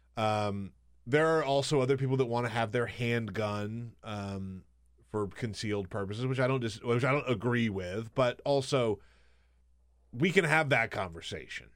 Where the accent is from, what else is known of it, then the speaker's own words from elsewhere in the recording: the South, United States; moved away; also born or lived in Alabama / South Carolina; I grew up in the South, Alabama and South Carolina